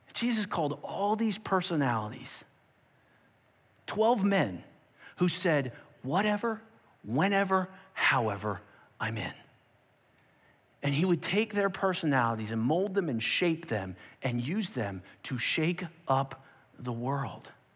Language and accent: English; Perkasie, Pennsylvania, United States; I grew up on Ninth Street in a town called Perkasie